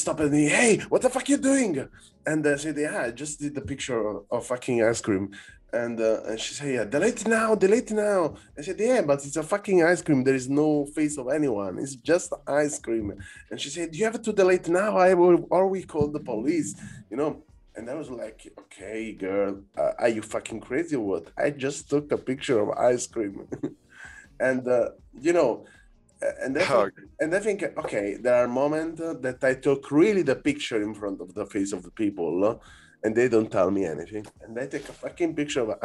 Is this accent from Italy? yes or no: yes; Naples, Campania, Italy; moved away; also born or lived in Berlin; I'm from Naples, no, originally